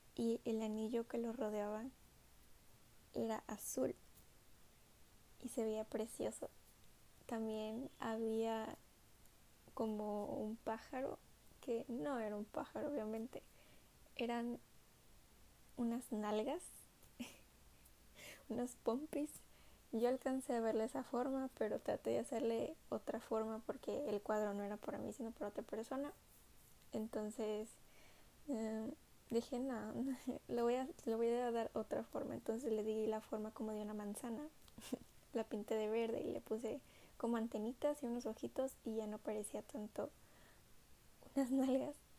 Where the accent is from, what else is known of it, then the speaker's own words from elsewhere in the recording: Minatitlán, Veracruz, Mexico; also born or lived in Coatzacoalcos; soy mexicana del estado de Veracruz. Vivo en una ciudad llamada Coatzacoalcos, aunque nací en Minatitlán. Y solo llevo como tres o cuatro años viviendo en Coatzacoalcos. Siempre viví en Minatitlán